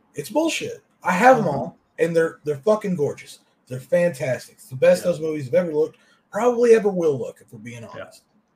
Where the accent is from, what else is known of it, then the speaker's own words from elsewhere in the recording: the South, Kentucky, United States; I grew up in the South